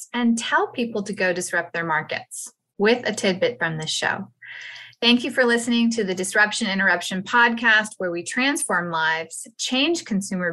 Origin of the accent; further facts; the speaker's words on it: United States; We Americans